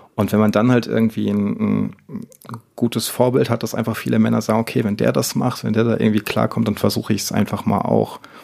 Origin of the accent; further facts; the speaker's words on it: Northern Germany, Germany; moved away; ich komme gebürtig aus Norddeutschland